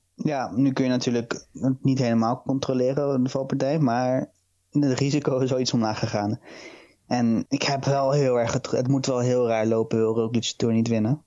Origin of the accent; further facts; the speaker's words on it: Rotterdam, South Holland, Netherlands; je bent nou eenmaal geboren en getogen in Rotterdam